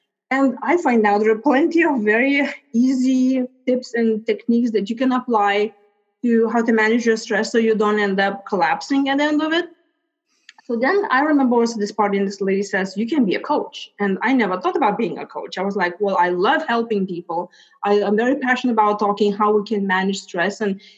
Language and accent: English; Lithuania; moved away; So as you mentioned, I came from Lithuania 20 years ago.